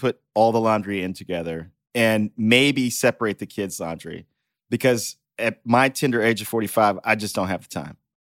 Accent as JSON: {"language": "English", "region": "Texas", "country": "United States", "said": "I'm from Texas."}